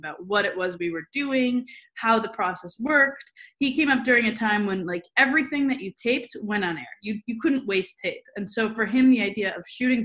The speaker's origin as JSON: {"language": "English", "town": "Milwaukee", "region": "Wisconsin", "country": "United States", "tie": "born or raised there", "said": "I grew up in Milwaukee, Wisconsin"}